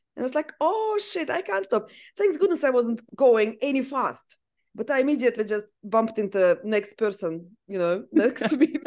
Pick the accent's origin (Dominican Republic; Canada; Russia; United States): Russia; Siberia; English is a second language; now in Australia; I actually was born and grew up in Siberia, which is very cold place.